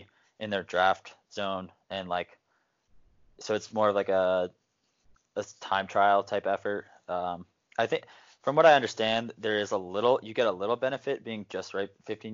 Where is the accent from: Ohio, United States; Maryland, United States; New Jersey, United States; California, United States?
New Jersey, United States; I'm from New Jersey